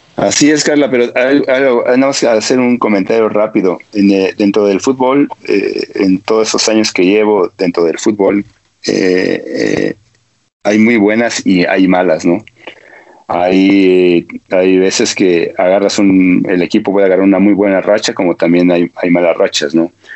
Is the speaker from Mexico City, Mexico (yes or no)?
no; Toluca, State of Mexico, Mexico; soy gente de Toluca